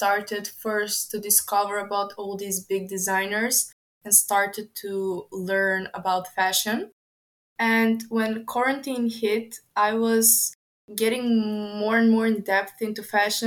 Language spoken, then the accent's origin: English; Skopje, North Macedonia; I come from Skopje. It is in North Macedonia